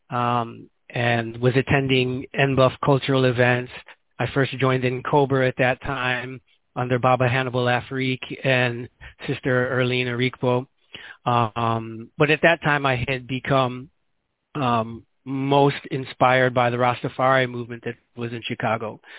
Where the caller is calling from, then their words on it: Guinea-Bissau; as I said, I'm calling here from Guinea-Bissau.